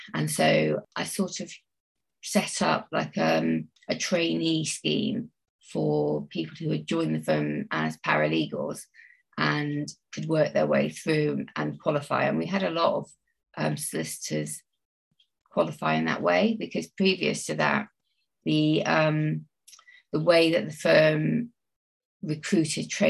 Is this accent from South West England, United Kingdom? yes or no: yes; Bristol, South West England, United Kingdom; I'm from Bristol and I grew up in sort of pretty central Bristol, not too far from St Paul's